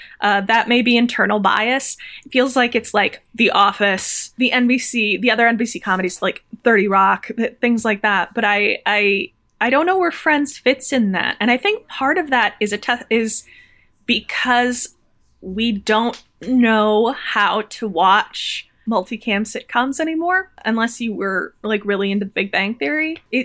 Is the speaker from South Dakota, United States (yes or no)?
yes; South Dakota, United States; moved away; also born or lived in Chicago; I was born and raised in South Dakota.